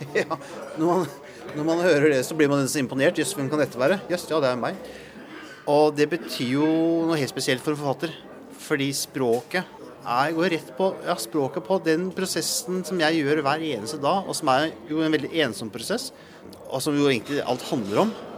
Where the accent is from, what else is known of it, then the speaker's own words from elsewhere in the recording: Langesund, Telemark, Norway; jeg er jo, jeg er jo fra Langsund.